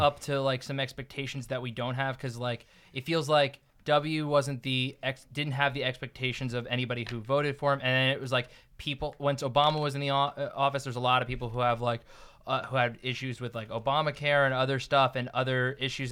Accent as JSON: {"language": "English", "region": "New Jersey", "country": "United States", "moved": "yes", "said": "I'm from New Jersey."}